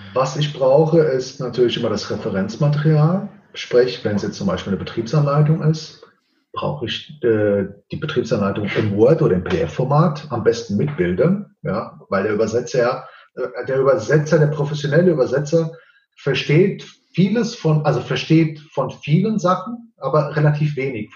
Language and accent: German; Portugal; Ich bin ja Portugiese